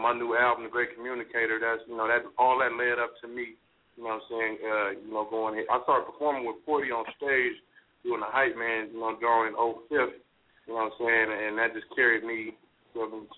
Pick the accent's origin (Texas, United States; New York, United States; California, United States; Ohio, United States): California, United States; Oakland; moved away; also born or lived in Sacramento / Utah; I was born and raised in East Oakland, you know what I'm saying, East Oakland, California